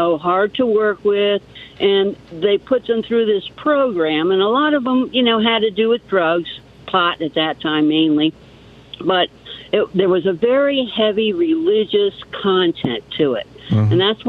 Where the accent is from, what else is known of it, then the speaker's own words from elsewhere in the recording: South Florida, United States; now in Cashiers, United States; I grew up in South Florida